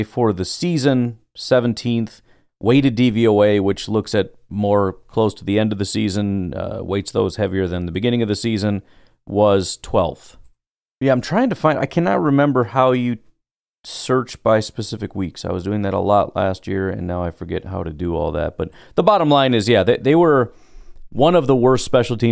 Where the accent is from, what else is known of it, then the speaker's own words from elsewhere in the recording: Hanover Park, Illinois, United States; I grew up in Hanover Park. Mostly, I was all over the place, but it was mostly Hanover Park